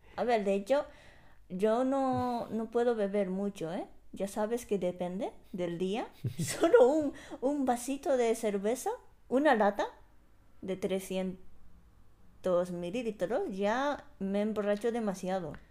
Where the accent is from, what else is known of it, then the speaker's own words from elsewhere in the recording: Japan; moved away; salí de Japón